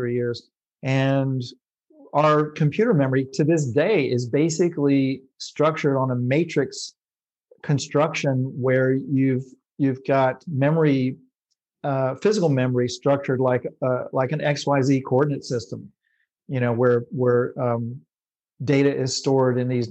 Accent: North Carolina, United States; I'm just a white bread, white guy from North Carolina

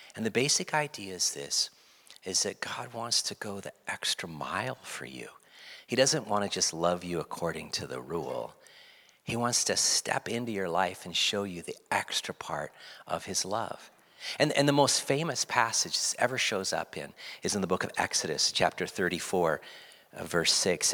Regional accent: West Coast, United States; growing up on the West Coast, being around the Rockies, Sierra Nevada is up here in the Cascades

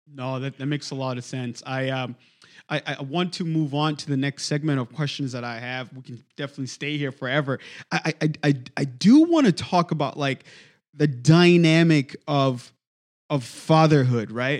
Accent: DR Congo; moved away as an adult; now in United States; my experience was growing up in the Congo

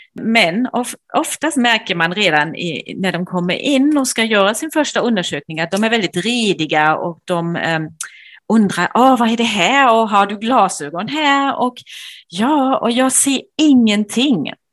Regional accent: Germany; Swedish is a second language; moved away as an adult; now in Sweden; jag är tysk som man kanske kan höra

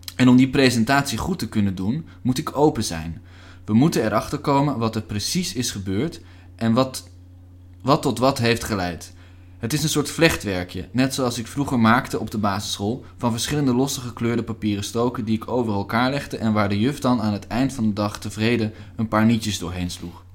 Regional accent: Nieuwegein, Utrecht, Netherlands; also born or lived in Hengelo; ik ben geboren in Hengelo, maar ik kom uit Nieuwegein

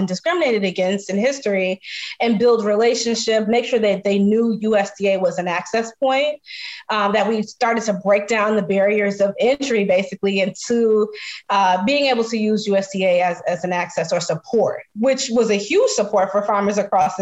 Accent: Flossmoor, Illinois, United States; also born or lived in South Holland, Illinois; I grew up in Flossmoor. I went to home with Flossmoor High School, go Vikings, and super local. I grew up in the south suburbs of Chicago, basically between South Holland and then eventually Flossmoor

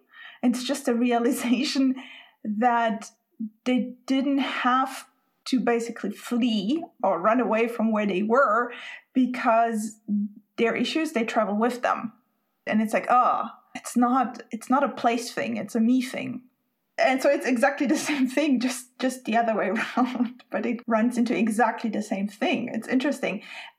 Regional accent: Spain; English is a second language; now in Sweden; but I'm Spanish, I grew up in Spain, and now I live in Sweden.

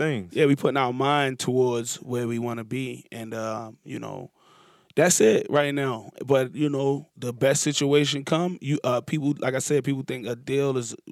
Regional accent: Baltimore, Maryland, United States; Like, I'm from East Baltimore.

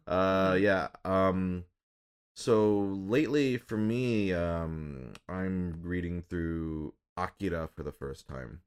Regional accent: Minnesota and Michigan, Midwest, United States; now in Los Angeles, United States; I grew up in Minnesota and Michigan.

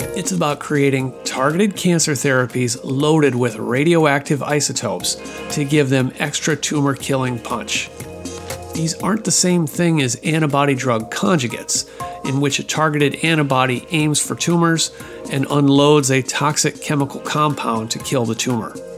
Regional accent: Midwest, United States; now in Seattle, United States; I'm a Midwestern boy

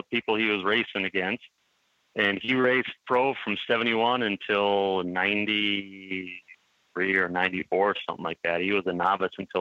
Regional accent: Milwaukee, Wisconsin, United States; born and raised in Milwaukee, lived here my whole life

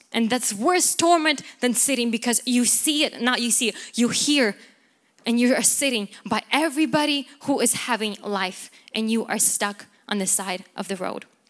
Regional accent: Ukraine; moved away; I come from Ukraine

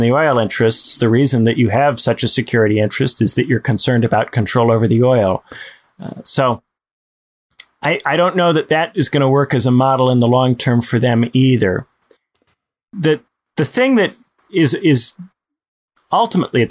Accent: Indiana, United States; my home state of Indiana

